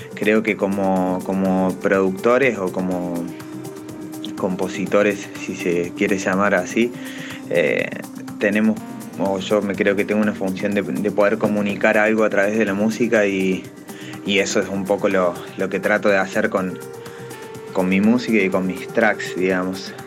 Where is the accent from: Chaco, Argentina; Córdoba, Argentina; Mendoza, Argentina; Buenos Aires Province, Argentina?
Córdoba, Argentina; Villa María; mi ciudad, yo soy de Villa María, Córdoba